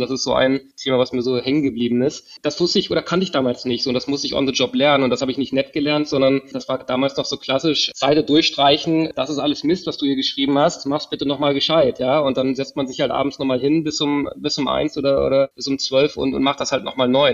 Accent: Kiel, Schleswig-Holstein, Germany; ich bin groß geworden in Kiel, habe dort ein Abitur gemacht

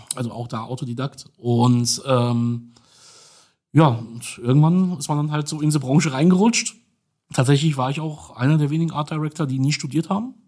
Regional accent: Dortmund, North Rhine-Westphalia, Germany; moved away as an adult; also born or lived in Upper Silesia, Poland; now in Berlin, Germany; Bin aber sonst Dortmunder

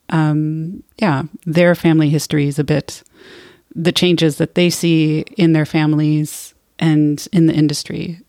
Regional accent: United States; moved away; also born or lived in California; I am from the United States.

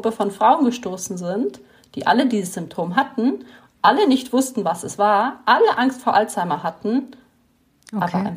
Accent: Italy; born or raised there; moved away as an adult; now in Germany

